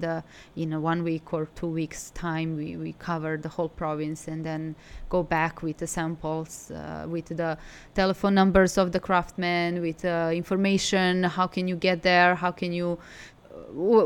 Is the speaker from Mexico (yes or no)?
no; Belgrade, Serbia; also born or lived in Milan, Italy; now in Hangzhou, China; I'm from Serbia, I'm from Belgrade.